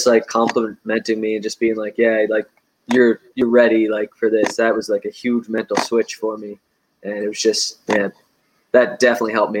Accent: Cape Breton, Nova Scotia, Canada; born or raised there; also born or lived in Hamilton, Ontario

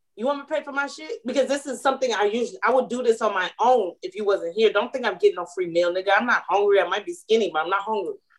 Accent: Atlanta, Georgia, United States; I'm from Atlanta.

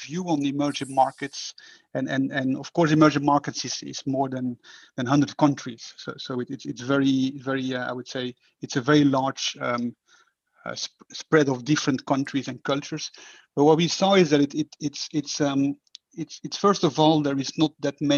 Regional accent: Belgium; moved away as an adult; now in Singapore; I am from Belgium.

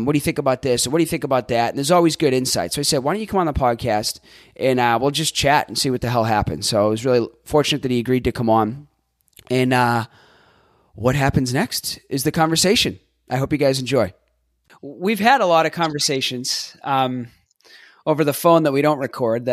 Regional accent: Boston, Massachusetts, United States; also born or lived in California; now in Tampa, United States; I'm from Boston

